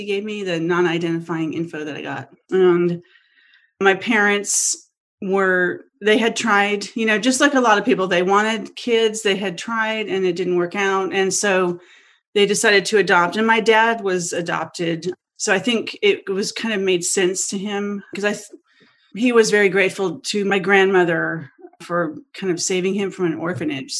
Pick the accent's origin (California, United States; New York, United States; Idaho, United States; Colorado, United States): California, United States; Los Angeles; I'm from Los Angeles originally. I'm from the Valley. I was born in Encino, so I'm literally a Valley girl